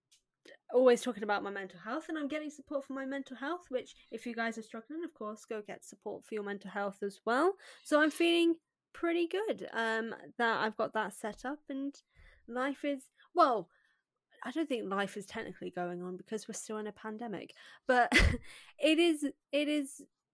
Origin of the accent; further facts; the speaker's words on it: United Kingdom; I am actually the only British person who says Chiron that way